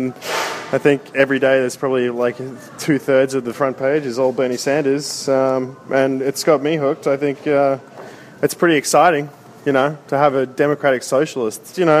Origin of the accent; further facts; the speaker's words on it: Sydney, New South Wales, Australia